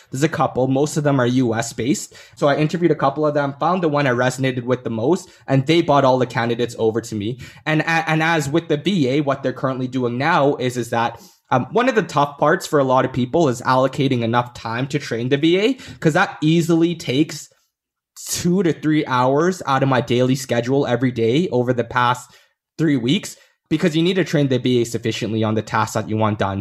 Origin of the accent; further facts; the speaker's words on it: Canada; born in Canada